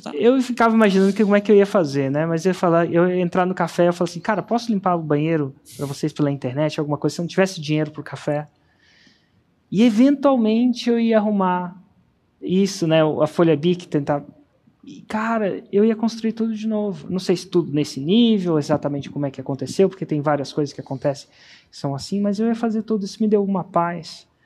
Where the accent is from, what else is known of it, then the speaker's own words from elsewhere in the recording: Brasília, Federal District, Brazil; moved away; voltei para Brasília. É, acredite ou não, a cidade onde eu nasci